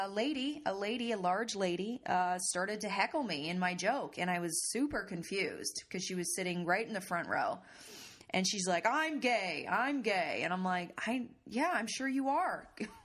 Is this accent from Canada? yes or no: yes; Canada; I'm Canadian